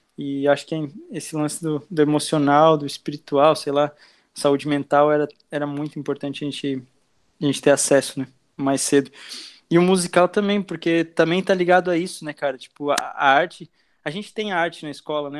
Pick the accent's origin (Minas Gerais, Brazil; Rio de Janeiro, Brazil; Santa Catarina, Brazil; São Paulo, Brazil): Santa Catarina, Brazil; Blumenau; moved away as an adult; also born or lived in Argentina; now in Itajaí, Brazil; eu tenho 23 anos e nasci em Blumenau. Estou morando aqui em Itajaí já faz, acho, uns três anos